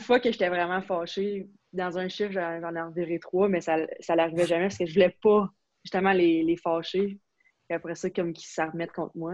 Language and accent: French; Quebec, Canada; first language French; moved away as an adult; je viens du Québec